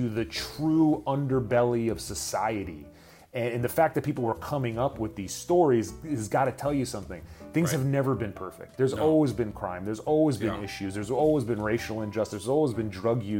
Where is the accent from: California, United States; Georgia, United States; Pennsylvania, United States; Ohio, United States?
California, United States; Los Angeles; I was born here, downtown LA in the late 70s. And I grew up here in the 80s and 90s.